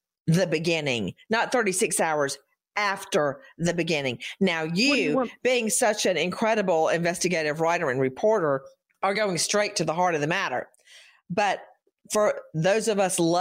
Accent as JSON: {"language": "English", "town": "Macon", "region": "Georgia", "country": "United States", "tie": "born or raised there", "also_born_or_lived": "Atlanta, Georgia", "moved": "yes", "said": "my hometown of Macon"}